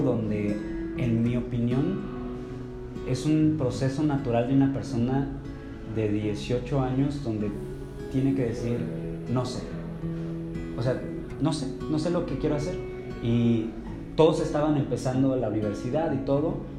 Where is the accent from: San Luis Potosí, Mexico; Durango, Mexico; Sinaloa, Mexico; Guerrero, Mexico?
San Luis Potosí, Mexico; yo originalmente soy de San Luis Potosí